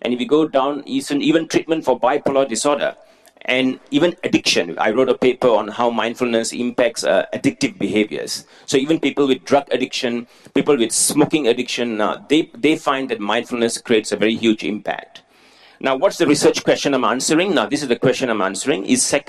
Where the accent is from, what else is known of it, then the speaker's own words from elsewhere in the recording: Singapore; I was born in Singapore, and I learned all of this in Singapore from a Singaporean context